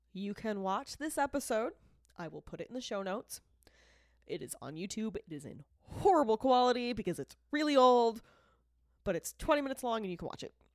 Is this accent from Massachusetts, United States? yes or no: yes; Boston, Massachusetts, United States; also born or lived in Rochester; I was raised in Boston